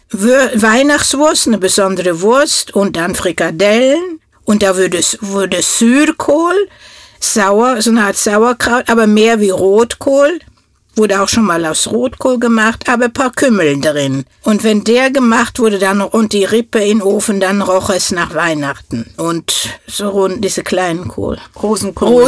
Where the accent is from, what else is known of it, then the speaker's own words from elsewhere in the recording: Norway; first language Norwegian; German is a second language; moved away as an adult; now in Germany; ich komme aus Norwegen und lebe hier in Deutschland seit